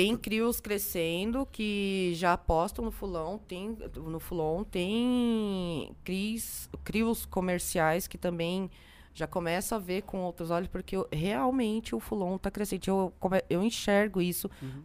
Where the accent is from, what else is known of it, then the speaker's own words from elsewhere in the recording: São José dos Campos, São Paulo, Brazil; Eu sou de São José dos Campos